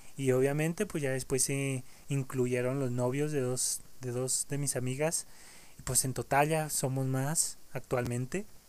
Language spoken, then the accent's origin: Spanish; Mexico; aquí en mi país, aquí en México